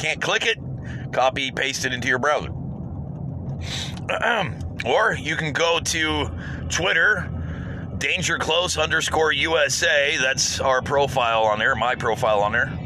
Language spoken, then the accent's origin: English; United States; as an American